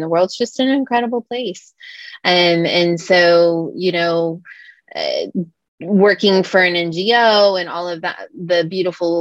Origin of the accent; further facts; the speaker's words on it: Midwest, United States; moved away as an adult; also born or lived in Africa; I'm from the Midwest originally